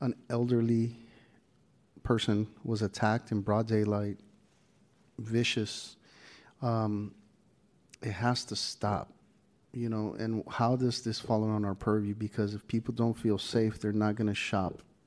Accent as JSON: {"language": "English", "town": "San Francisco", "region": "California", "country": "United States", "tie": "born or raised there", "said": "I grew up in the Mission District. I grew up on 24th Street"}